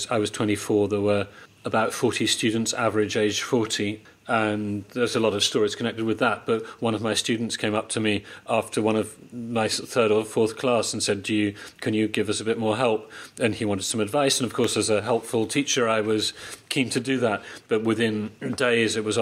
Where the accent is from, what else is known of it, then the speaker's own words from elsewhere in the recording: United Kingdom; moved away as an adult; now in Poland; I'm British